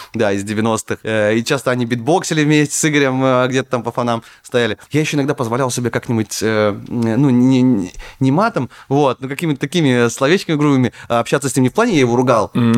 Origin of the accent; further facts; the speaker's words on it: Naryan-Mar, Nenets Autonomous Okrug, Russia; moved away as an adult; also born or lived in Saint Petersburg; откуда я родом, ну, я из Наринмара, ну, часть Архангельской области.